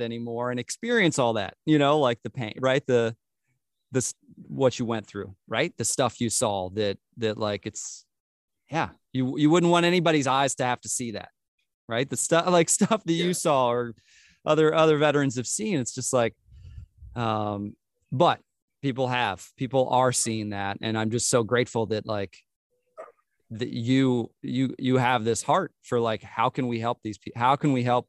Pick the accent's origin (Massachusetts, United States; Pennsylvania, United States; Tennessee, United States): Pennsylvania, United States; Lancaster; being from Lancaster, you know, these people, you know, my, you know, I was raised in the Church of the Brethren.